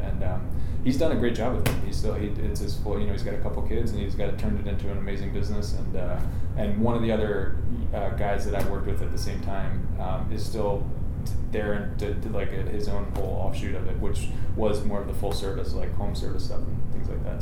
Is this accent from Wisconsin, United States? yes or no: no; southern New Jersey, United States; I grew up in southern New Jersey